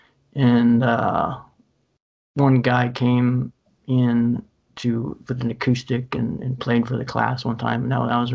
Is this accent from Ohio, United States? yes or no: yes; Central Ohio, United States; moved away as an adult; I was grew up for the first 18 years in Central Ohio